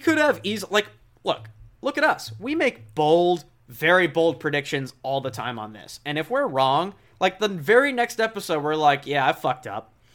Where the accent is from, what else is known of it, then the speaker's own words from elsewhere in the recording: West Coast, United States; I'm from the West Coast